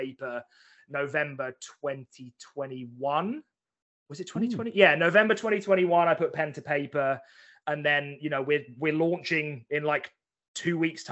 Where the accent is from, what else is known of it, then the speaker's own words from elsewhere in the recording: Chelmsford, East of England, United Kingdom; moved away as an adult; now in Manchester, United Kingdom; I'm an Essex boy at heart, like born and bred Essex boy.